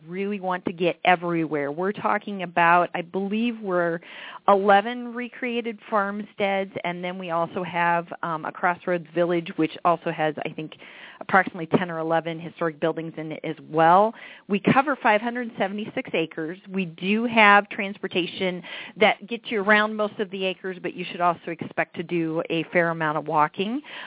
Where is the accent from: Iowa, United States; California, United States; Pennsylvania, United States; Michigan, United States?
Iowa, United States; moved away as an adult; also born or lived in Marshalltown, Iowa / Urbandale, Iowa; now in Wisconsin, United States; I am a native Iowan, so I grew up in Urbandale and Marshalltown.